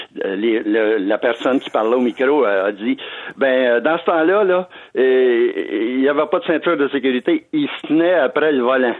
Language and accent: French; Canada; Chez nous, au Canada